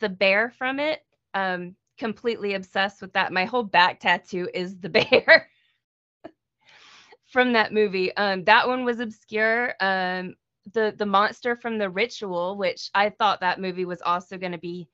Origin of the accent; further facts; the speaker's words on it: United States; I am aggressively American